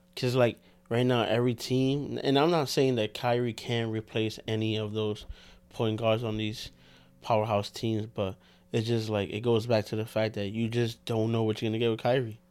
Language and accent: English; New York, United States; We're from New York